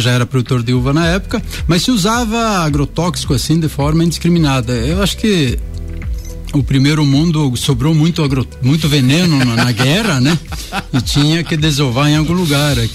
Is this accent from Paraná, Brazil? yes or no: no; Pinheiro Preto, Santa Catarina, Brazil; moved away; also born or lived in Concórdia; eu sou de Pinheiro Preto.